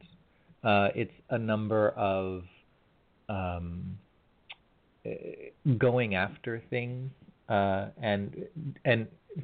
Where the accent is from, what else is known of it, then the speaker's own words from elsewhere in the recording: California, United States; as a California boy